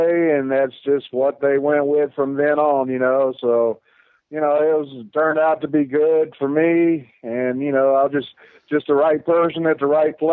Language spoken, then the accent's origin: English; Spartanburg, South Carolina, United States; I grew up in Spartanburg